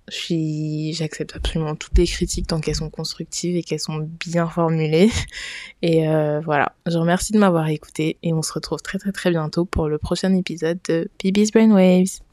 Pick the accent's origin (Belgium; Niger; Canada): Niger; moved away as an adult; now in Paris, France; je suis nigérienne. D'ailleurs, j'ai toujours vécu au Niger et je suis venue vivre en France après avoir eu mon bac